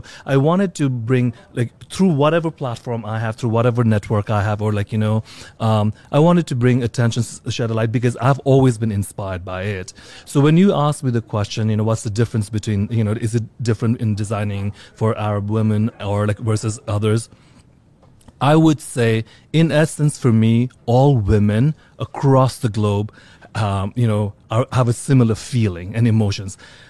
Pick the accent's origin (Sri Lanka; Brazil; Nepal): Nepal; also born or lived in Singapore / India / London / Australia; now in New York, United States; though I live in New York for 20 years right now, like I came from different parts of the world. I was born in Singapore, grew up in Nepal, lived in India, London, Australia.